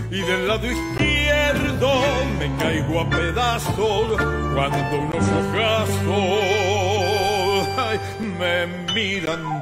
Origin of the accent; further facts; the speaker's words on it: Buenos Aires, Argentina; yo vengo de Matadero, Lugano, y ahí nací, me formé, este, y, bueno